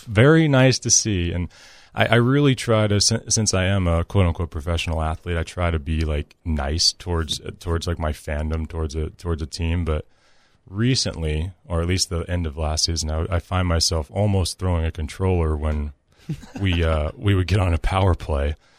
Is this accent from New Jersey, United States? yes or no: no; Nashville, Tennessee, United States; I'm from Nashville